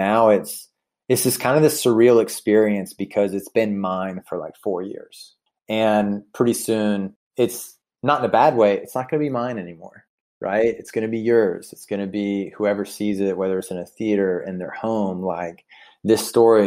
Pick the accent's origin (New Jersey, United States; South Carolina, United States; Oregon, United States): South Carolina, United States; Sumter; my hometown of Sumter, South Carolina